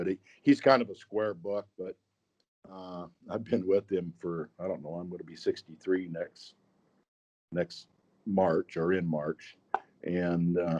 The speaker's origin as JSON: {"language": "English", "region": "South Dakota", "country": "United States", "tie": "born or raised there", "said": "I'm born, raised, still live in South Dakota"}